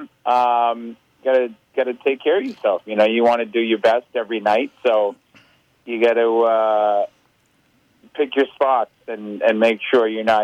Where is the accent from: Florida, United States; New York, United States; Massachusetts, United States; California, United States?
Massachusetts, United States; Boston; I'm from Boston